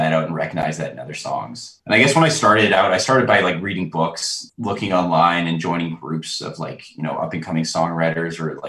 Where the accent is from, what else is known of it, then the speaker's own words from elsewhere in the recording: Calgary, Alberta, Canada; I grew up in Calgary, which is like country music runs in the blood of Calgary.